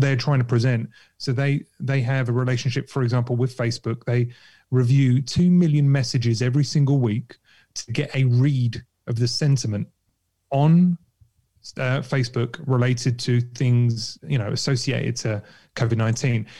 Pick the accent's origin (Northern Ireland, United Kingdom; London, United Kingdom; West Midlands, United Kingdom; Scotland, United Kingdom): London, United Kingdom; I grew up in Kentish Town